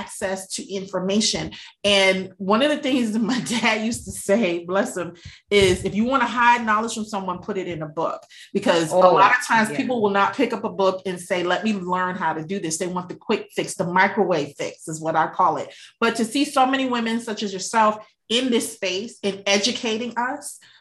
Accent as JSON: {"language": "English", "region": "New York", "country": "United States", "tie": "born or raised there", "said": "I grew up in New York and Wall Street"}